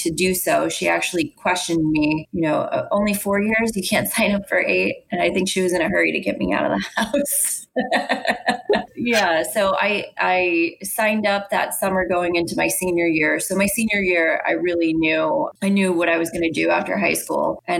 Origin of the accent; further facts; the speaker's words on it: Connecticut, United States; moved away as an adult; I'm originally from Connecticut, and my mom had me as a young single mother.